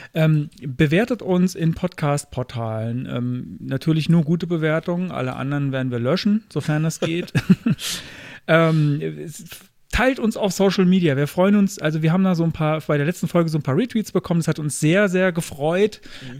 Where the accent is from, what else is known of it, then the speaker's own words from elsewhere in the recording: Kaiserslautern, Rhineland-Palatinate, Germany; meiner Heimatstadt Kaiserslautern